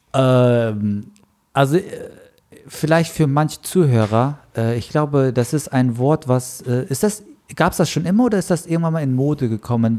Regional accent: Frankfurt, Hesse, Germany; ich bin halt Frankfurter

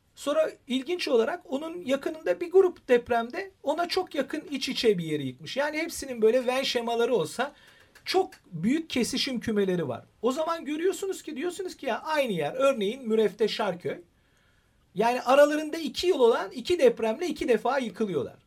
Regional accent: Istanbul, Turkey; ben İstanbul doğumluyum. Ee, çocukluğum benim İstanbul içindeki tarihi eserlerin çocuklar tarafından hunharca gezilebildiği bir yaştayım ben

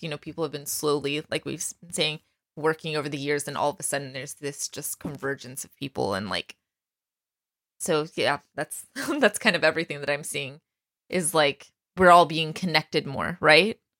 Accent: Texas, United States; I grew up in Texas

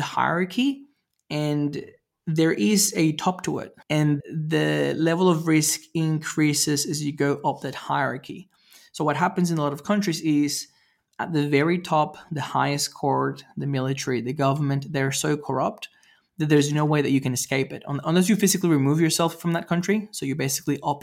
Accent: Venezuela; I grew up in Venezuela

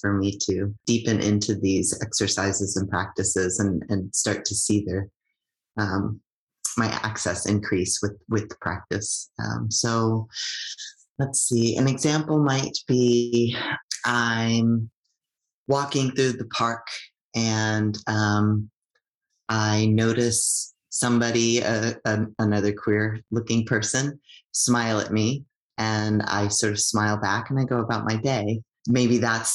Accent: United States; now in Canada; I'm an immigrant from the United States

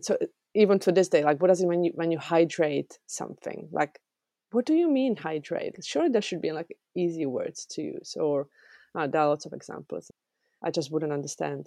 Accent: Czechia; English is a second language; moved away as an adult; also born or lived in England

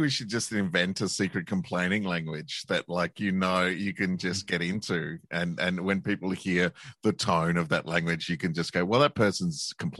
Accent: Australia; In Australia, we call them the noughties.

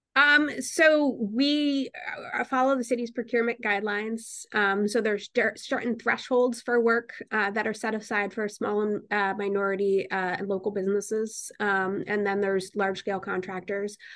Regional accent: Newtown, Connecticut, United States; also born or lived in Bridgeport, Connecticut; now in New Haven, United States; I was born in Bridgeport, Connecticut, but I grew up in Newtown, Connecticut

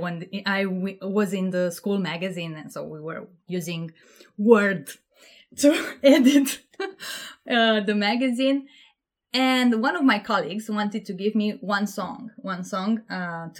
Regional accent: Panciu, Vrancea County, Romania; moved away as an adult; now in United Kingdom; I'm from Romania, and I grew up in this small town, which at that point in life I thought this is too small of an universe for me. But now I really love it. I feel like this is how you should live in a small town. It's called Panciu.

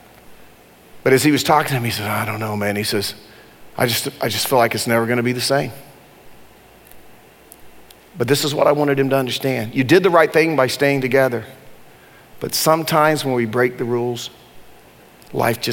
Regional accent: Durham, North Carolina, United States; I grew up in Durham, and I'm one of the few white people that ever graduated from my high school, Hillside High School in Durham.

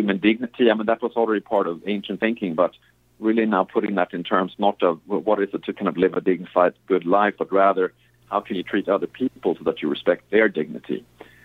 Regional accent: Sweden; moved away; I grew up in Sweden

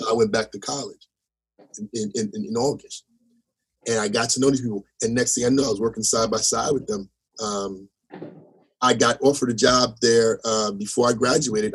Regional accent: Teaneck, New Jersey, United States; I was from Jersey

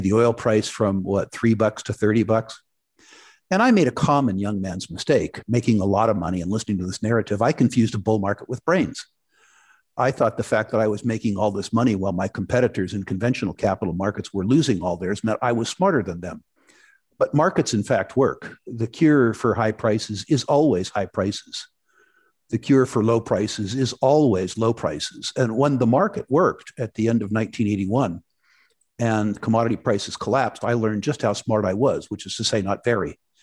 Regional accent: San Jose, California, United States; moved away as an adult; also born or lived in Vancouver, Canada; As a very young man, I grew up in Silicon Valley, uh, San Jose, California, to be exact

